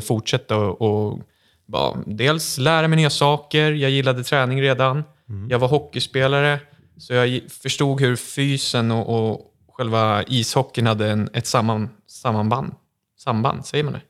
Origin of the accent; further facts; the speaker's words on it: Kvarn, Stockholm County, Sweden; jag är 22 år från Kvarn utanför Södertälje